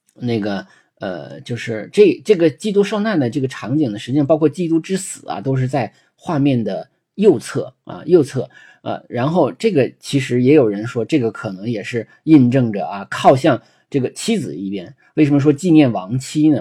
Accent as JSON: {"language": "Chinese", "country": "China", "said": "就是有点像我们中国人讲的男主外女主内"}